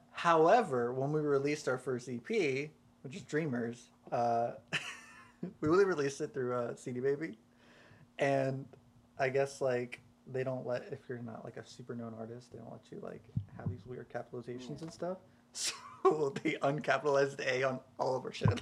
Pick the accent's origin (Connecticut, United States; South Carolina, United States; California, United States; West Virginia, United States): South Carolina, United States; I'm from South Carolina